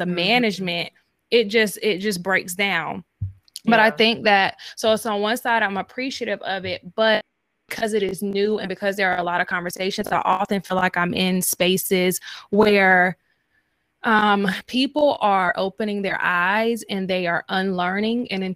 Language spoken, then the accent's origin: English; North Carolina, United States; moved away; I'm from North Carolina as well. And like, I feel like coming from a southern part of the country